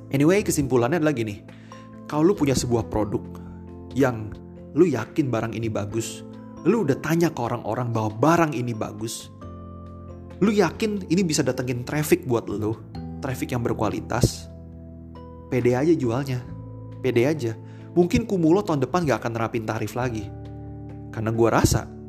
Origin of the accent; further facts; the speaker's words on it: Jakarta, Indonesia; gua orang Jakarta, lebih dekat ke Peluit daripada ke B S D.